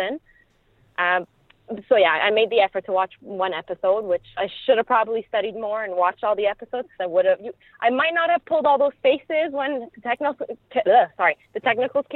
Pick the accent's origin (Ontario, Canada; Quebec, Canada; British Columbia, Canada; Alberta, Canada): Quebec, Canada; Montreal; I am from Montreal, Quebec, as pretty much everybody knows now. I'm from the East End